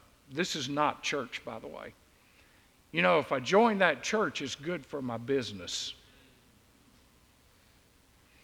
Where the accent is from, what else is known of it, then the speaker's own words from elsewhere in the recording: Deep South, United States; I grew up in the Deep South